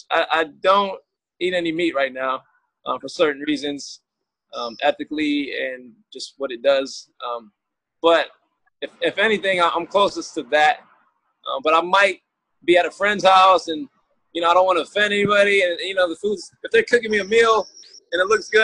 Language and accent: English; Michigan, United States; moved away as an adult; now in San Diego, United States; I grew up in Michigan, and then I did move to California, San Diego in particular, in 2011.